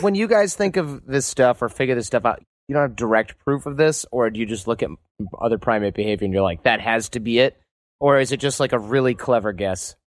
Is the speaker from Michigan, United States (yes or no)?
yes; Michigan, United States; now in San Francisco, United States; growing up in Michigan